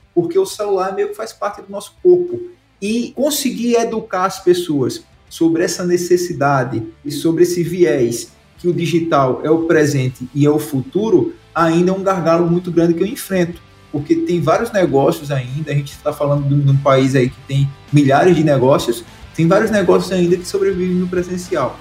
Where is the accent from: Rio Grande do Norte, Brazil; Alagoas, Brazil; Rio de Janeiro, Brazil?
Alagoas, Brazil; Santana do Ipanema; moved away; also born or lived in Maceió; Fui sair da cidade onde eu nasci, que foi o interior de Alagoas, a Santana do Ipanema, o nome da cidade, o sertão brabo, uma seca danada lá. E me mudei para Maceió